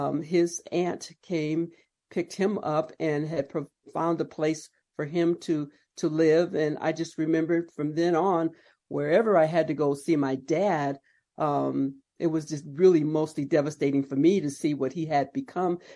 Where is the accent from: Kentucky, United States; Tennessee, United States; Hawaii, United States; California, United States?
California, United States; Palm Springs; I was born and raised there in Palm Springs